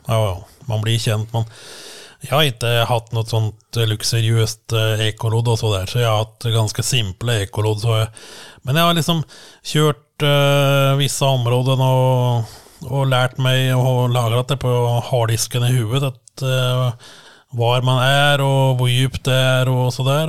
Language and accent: Swedish; Langhus, Akershus, Norway; now in Ski, Norway; ja, egentligen från Langhus, eh, en, några kilometer från Sigrud som jag bor nu. Mm. Så jag har stannat lokalt